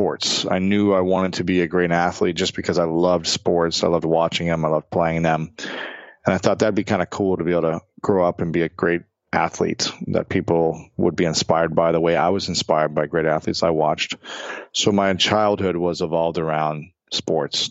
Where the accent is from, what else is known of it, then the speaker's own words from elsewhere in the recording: United States; I sound like just like a lame American when I try.